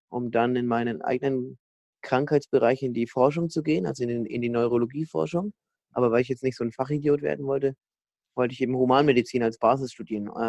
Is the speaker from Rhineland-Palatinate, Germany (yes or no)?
no; Bamberg, Bavaria, Germany; dann bin ich dann irgendwie doch im Laufe der nächsten ein, zwei Wochen mal in meiner Heimatstadt Bamberg an die Uni gegangen